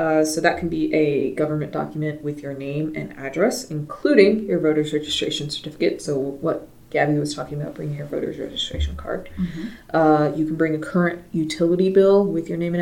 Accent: the South, United States; I'm from the South

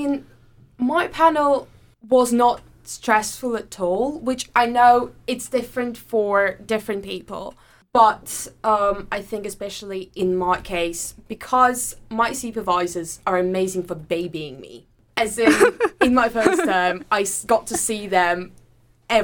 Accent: Saint Petersburg, Russia; moved away as an adult; also born or lived in Durham, United Kingdom; now in Manchester, United Kingdom; I do come from abroad. I'm Russian. I come from St. Petersburg. I did my undergraduate and my master's in Durham University, which was the first place in the UK that I came to 5 years ago now

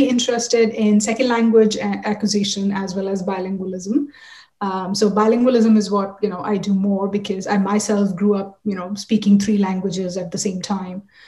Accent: Delhi, India; moved away; I grew up in India, Delhi.

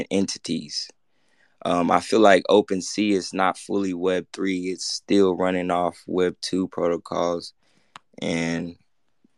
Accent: Memphis, Tennessee, United States; I'm from the hood, I'm from Memphis, Tennessee

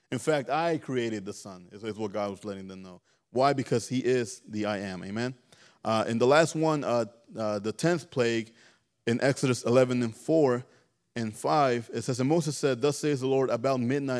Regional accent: Mexico; You know, I grew up in back in Mexico. My uncles, they were mean.

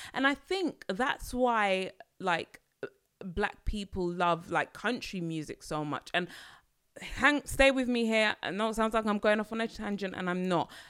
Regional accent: London, United Kingdom; I'm a Londoner

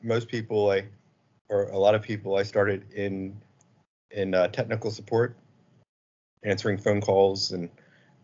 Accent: Virginia, United States; I'm from Virginia, and I run a small company called Polito Incorporated

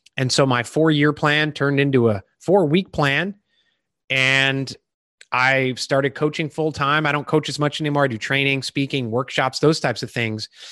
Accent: Chicago, Illinois, United States; moved away as an adult; also born or lived in Iowa; now in Charleston, South Carolina, United States; I grew up in Illinois, Chicago

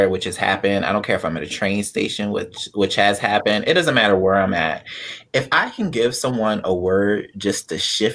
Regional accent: Delaware, United States; also born or lived in Pennsylvania; now in South Florida, United States; I am from Delaware. I was born in Pennsylvania, but I've been raised in Delaware.

